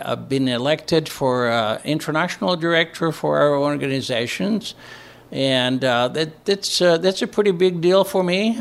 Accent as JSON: {"language": "English", "region": "northern Greece", "country": "Greece", "tie": "born or raised there", "also_born_or_lived": "Indianapolis, Indiana", "moved": "yes", "lives_now": "Brownsburg, United States", "said": "I was born and raised in northern Greece, in a small village"}